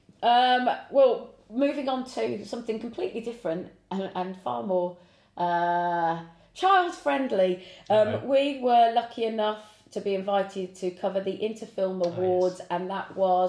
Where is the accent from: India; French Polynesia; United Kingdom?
United Kingdom; Devon, South West England; Where we grew up in Devon, we certainly didn't have that kind of opportunity.